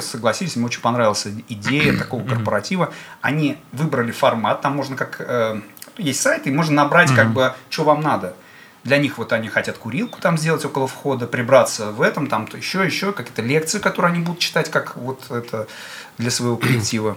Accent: Bashkortostan, Russia; я башкир, и мы в Башкирии с вами

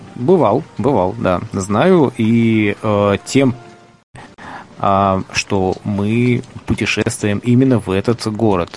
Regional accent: Kirov Oblast, Russia; я и родом из Кировской области

